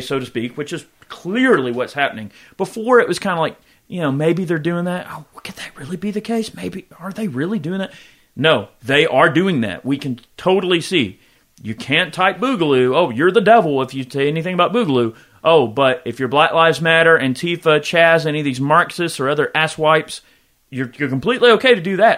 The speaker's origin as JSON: {"language": "English", "country": "United States", "said": "I am an American"}